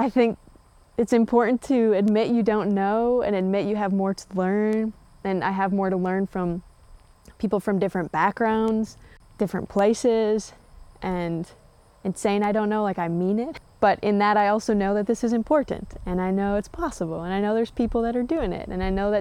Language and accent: English; Mankato, Minnesota, United States; also born or lived in Litchfield, Minnesota / Morris, Minnesota; I'm originally from Mankato, Minnesota. I've got a big family there